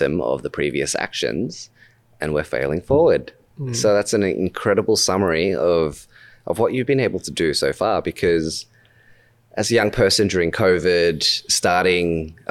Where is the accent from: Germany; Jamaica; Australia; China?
Australia; accent: Australian; my Australian accent